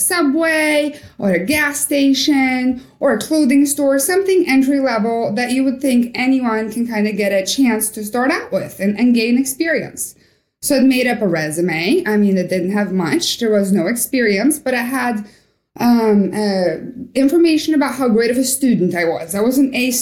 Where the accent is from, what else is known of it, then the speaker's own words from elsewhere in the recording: Norway; moved away as an adult; also born or lived in Kalix, Sweden; now in Alaska, United States; growing up in Norway was fantastic